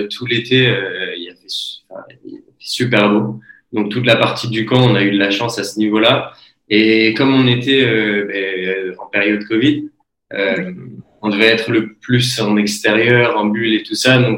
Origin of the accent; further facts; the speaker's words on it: Belgium; now in Montpellier, France; qui ai l'habitude maintenant de vivre à Montpellier et de dire aux gens, je suis belge